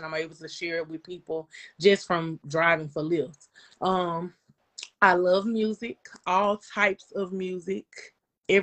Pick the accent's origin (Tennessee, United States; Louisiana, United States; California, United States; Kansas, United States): Louisiana, United States; Shreveport; I'm from Shreveport. I am from the Stony Hill area. So yeah, that is my stomping ground